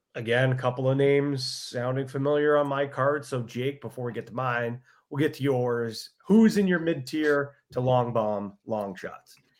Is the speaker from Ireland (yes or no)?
yes; Ireland; I'm an Irishman.